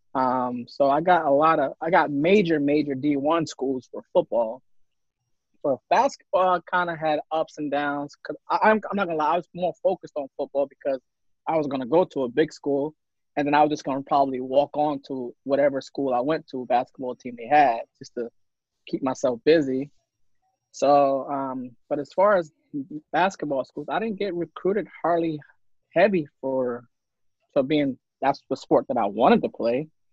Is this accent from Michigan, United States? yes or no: no; New York City, New York, United States; moved away as an adult; I'm from Harlem, which is uptown Manhattan. Um, I'm not too far from Rucker. Kind of grew up in that same radius